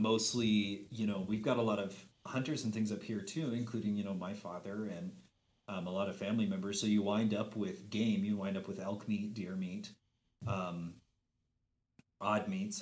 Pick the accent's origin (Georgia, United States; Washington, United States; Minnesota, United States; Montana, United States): Montana, United States; Helena; also born or lived in Glasgow, Montana / San Francisco; I spent eleven years of my childhood in Helena. We moved here when I was eight